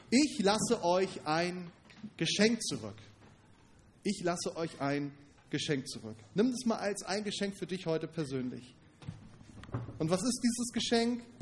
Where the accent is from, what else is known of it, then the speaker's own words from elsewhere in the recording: Northern Germany, Germany; Stellt, fällt mir schwer, das vorzustellen, gerade als Norddeutscher. Hier sind die Hügel sowieso ein bisschen rar.